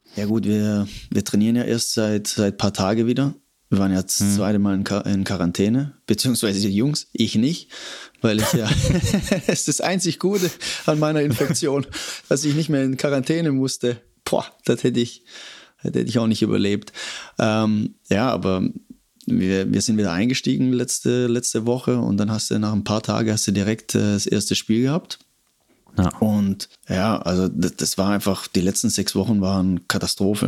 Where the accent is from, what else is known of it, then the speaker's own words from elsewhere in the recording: Stuttgart, Baden-Württemberg, Germany; moved away as an adult; also born or lived in Cologne; Komme ursprünglich aus Stuttgart. Ähm, habe da ah, Schule okay. und alles gemacht